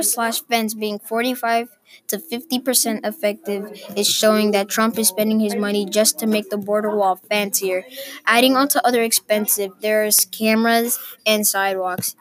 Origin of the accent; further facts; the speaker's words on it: Pittsburg, California, United States; also born or lived in Oakland, California; I was born in Oakland and raised in Pittsburgh, California